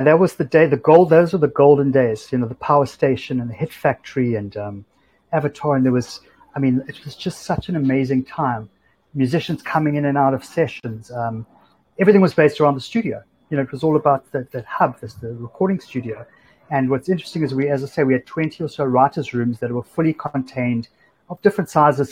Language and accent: English; Cape Town, Western Cape, South Africa; moved away as an adult; now in New York, United States; it wasn't that cool to be from South Africa before